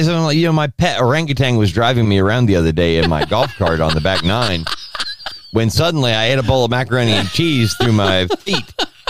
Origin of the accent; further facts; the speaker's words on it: United States; we're Americans and we're American-centric